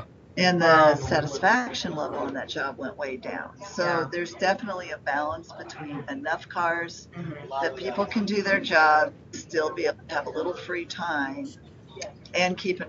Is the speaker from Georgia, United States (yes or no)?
no; Nebraska, United States; Because I'm from Nebraska.